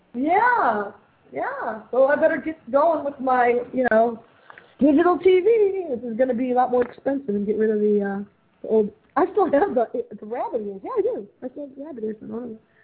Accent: Parma, Ohio, United States; I grew up in Parma

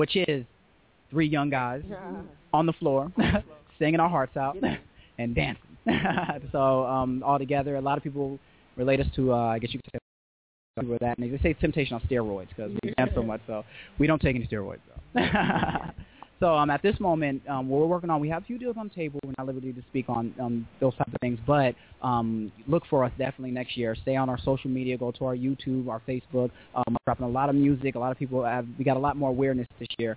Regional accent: Los Angeles, California, United States; also born or lived in Boston, Massachusetts; We was born in Boston, Massachusetts, raised out here in Los Angeles, South Central

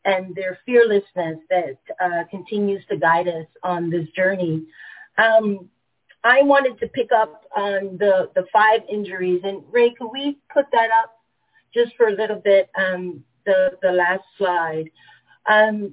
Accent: Panama; moved away; I am born and raised in Panama

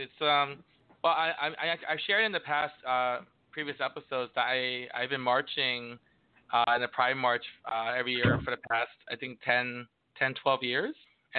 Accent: New York City, New York, United States; even growing up in New York City, it's not like the prejudice stopped all of a sudden

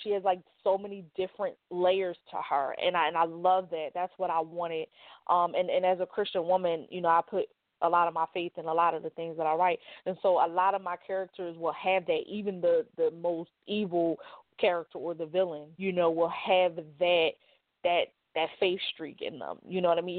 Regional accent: Philadelphia, Pennsylvania, United States; I am from North Philadelphia, born and raised

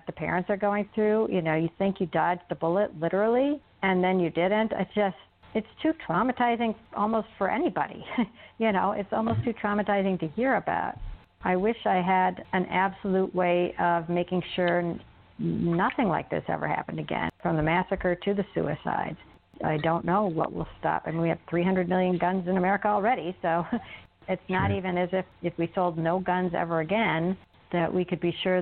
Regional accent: suburbs of Chicago, Illinois, United States; We grew up in the suburbs of Chicago

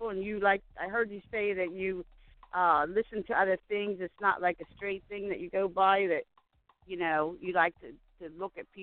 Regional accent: Phoenix, Arizona, United States; now in Phoenixville, United States; I I'm from Phoenix. I'm living in Phoenixville now. I'm in Phoenixville, Pennsylvania

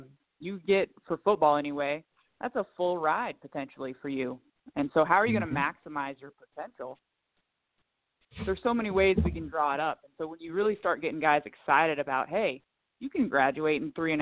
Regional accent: Kearney, Nebraska, United States; moved away as an adult; also born or lived in South Dakota; now in San Antonio, United States; born and raised in the Midwest, right in the middle, Kearney, Nebraska, small town

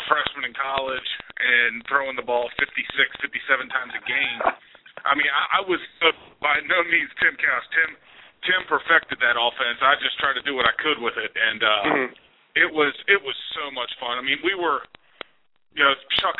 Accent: Kentucky, United States; I live about an hour from UK, and to play in front of my home state

